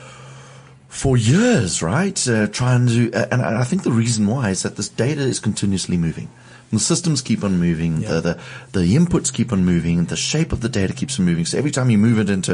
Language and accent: English; South Africa; as South Africans